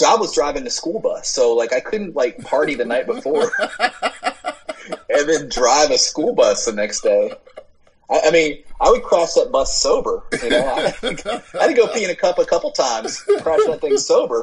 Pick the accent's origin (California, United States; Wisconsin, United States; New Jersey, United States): New Jersey, United States; right outside of Philadelphia; moved away as an adult; also born or lived in Argyle, Texas; now in Nashville, United States; I'm from New Jersey, right outside of Philly. That's where I grew up. South.